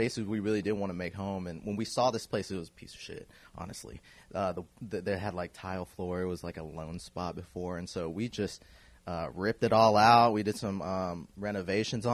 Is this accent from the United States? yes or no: yes; Kansas City, Missouri, United States; I grew up in the Northeast area